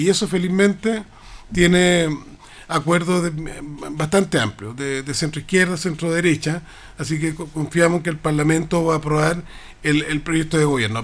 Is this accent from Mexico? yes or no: no; Rancagua, O'Higgins, Chile; yo vengo de Rancagua